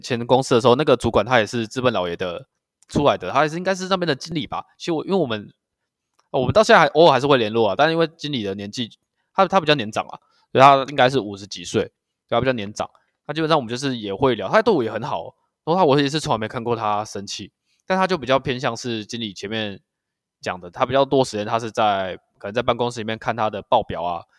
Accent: Kaohsiung, Taiwan; moved away as an adult; also born or lived in Taitung; now in Yilan, Taiwan; 我是高雄人嘛

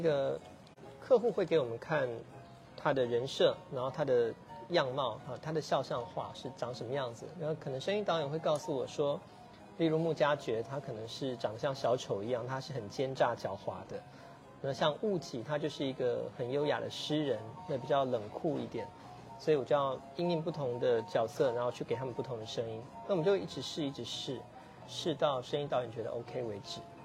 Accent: Kaohsiung, Taiwan; moved away as an adult; now in Taipei, Taiwan; 我一直是延长小孩，所以以前，以前在盐城最繁华跟最落魄的时候，我都在这经历过

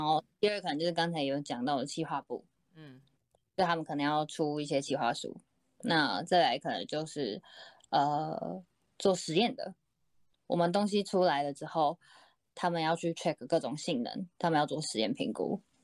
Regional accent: Taiwan; 我是台湾人啦

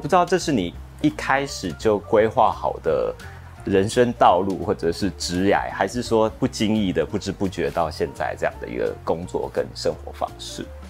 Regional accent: Taiwan; 我们台湾人

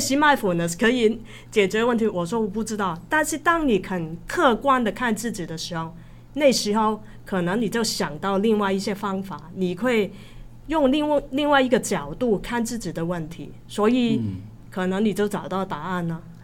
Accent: Hong Kong; moved away; also born or lived in Taiwan; 我是香港人嘛

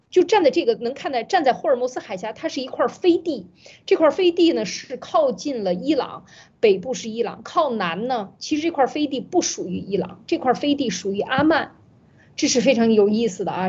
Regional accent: China; 我们中国人

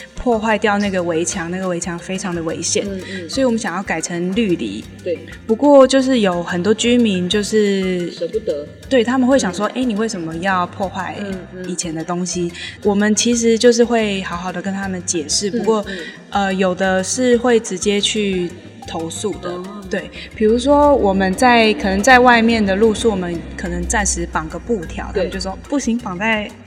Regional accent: Nantou City, Nantou County, Taiwan; 我从小是念这边国小跟国中长大的

